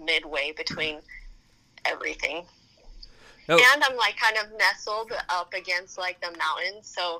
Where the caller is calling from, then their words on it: Alpine, Utah, United States; So I am in Alpine, Utah.